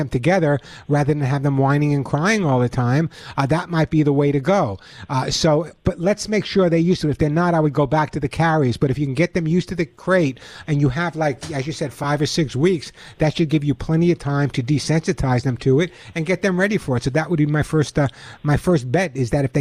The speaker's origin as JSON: {"language": "English", "area": "Long Island", "region": "New York", "country": "United States", "tie": "born or raised there", "moved": "yes", "lives_now": "California, United States", "said": "I grew up on Long Island"}